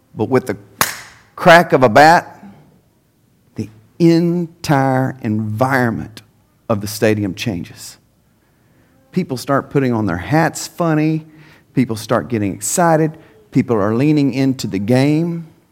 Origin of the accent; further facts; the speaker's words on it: Henderson, Texas, United States; I'm a native of East Texas. Um, born and raised in Henderson, Texas